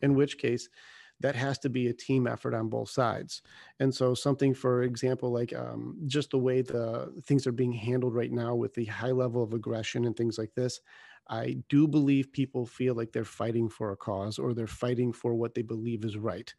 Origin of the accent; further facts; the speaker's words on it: United States; we're American